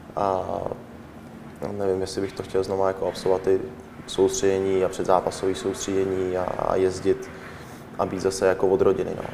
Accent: Czechia; moved away as an adult; jsme Češi

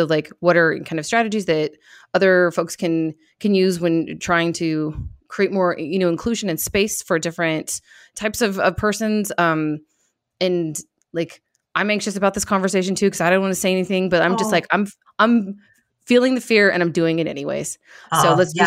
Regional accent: Michigan, United States; now in Phoenix, United States; I was born in Michigan

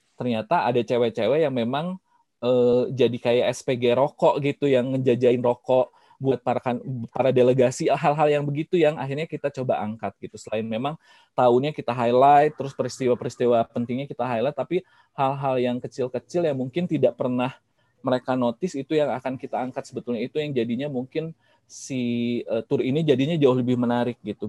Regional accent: Bandung, West Java, Indonesia; saya sebetulnya orang Bandung

